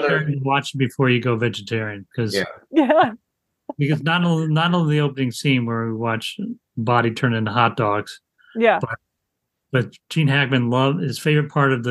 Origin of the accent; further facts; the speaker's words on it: Indiana, United States; we grew up in Indiana.